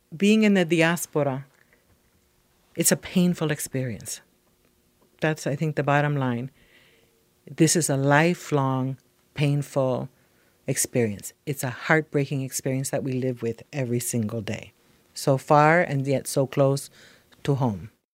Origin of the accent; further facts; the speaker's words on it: Puerto Rico; now in United States; I am Puerto Rican and I have American citizenship.